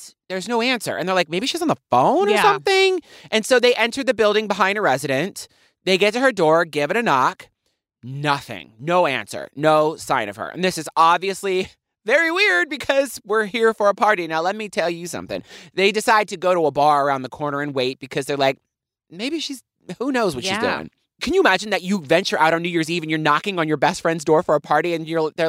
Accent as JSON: {"language": "English", "town": "Poughkeepsie", "region": "New York", "country": "United States", "tie": "born there", "said": "I was born in Poughkeepsie."}